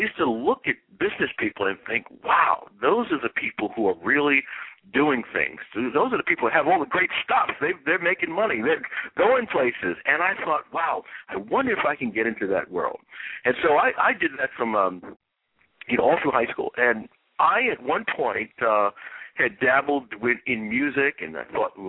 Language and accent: English; New York City, New York, United States; I'm from Brooklyn, New York